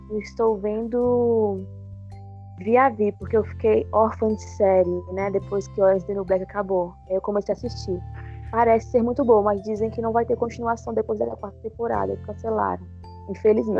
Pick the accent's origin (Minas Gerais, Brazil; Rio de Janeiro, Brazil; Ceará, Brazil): Minas Gerais, Brazil; north of; accent: mineiro; now in Belo Horizonte, Brazil; Eu sou de, do norte de Minas, mas eu estou em Belo Horizonte no momento